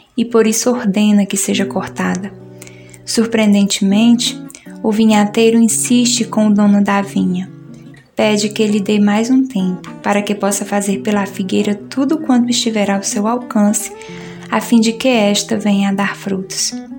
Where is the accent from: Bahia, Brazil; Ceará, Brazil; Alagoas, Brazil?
Ceará, Brazil; now in Recife, Brazil; sou cearense